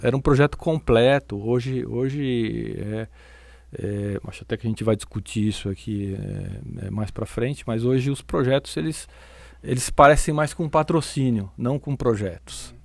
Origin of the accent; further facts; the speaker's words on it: São Paulo, Brazil; eu sou natural de São Paulo